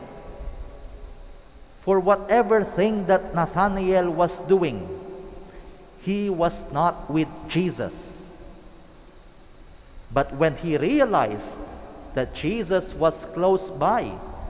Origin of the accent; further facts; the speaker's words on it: Ilocos Region, Philippines; I come from Pangasinan